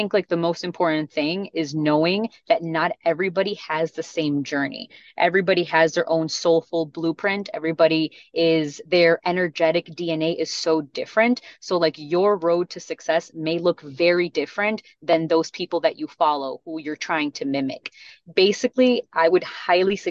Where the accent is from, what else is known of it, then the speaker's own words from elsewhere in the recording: Chicago, Illinois, United States; first language Spanish; English is a second language; I remember being born and raised in Chicago, but still never knowing English because I grew up in a Hispanic household